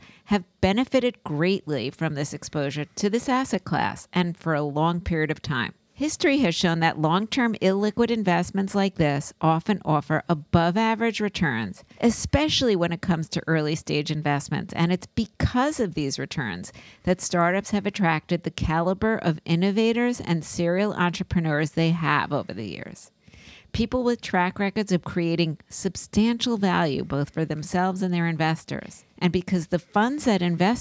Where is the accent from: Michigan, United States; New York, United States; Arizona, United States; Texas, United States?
New York, United States; New York City; my hometown, Brooklyn